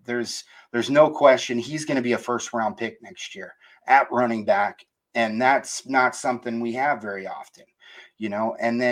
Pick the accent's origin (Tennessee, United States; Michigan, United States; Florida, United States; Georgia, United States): Florida, United States; also born or lived in Columbus, Ohio; I grew up in Florida. I moved to Columbus for a couple of years when I was in elementary school